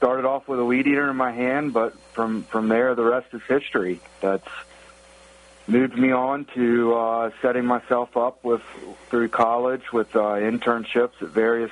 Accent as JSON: {"language": "English", "area": "the South", "region": "Southern United States", "country": "United States", "tie": "born or raised there", "moved": "as an adult", "lives_now": "Pittsburgh, United States", "said": "being a Southerner my whole life"}